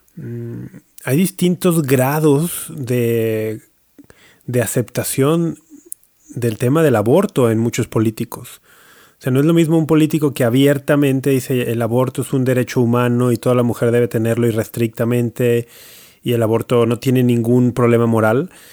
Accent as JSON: {"language": "Spanish", "country": "Mexico", "said": "Soy mexicano"}